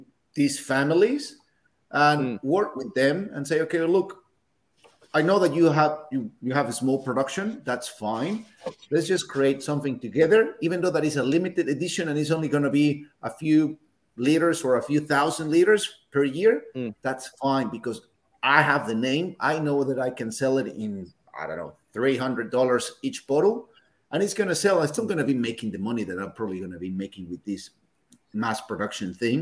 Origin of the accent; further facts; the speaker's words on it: Mexico City, Mexico; moved away as an adult; now in Australia; I was born in Mexico City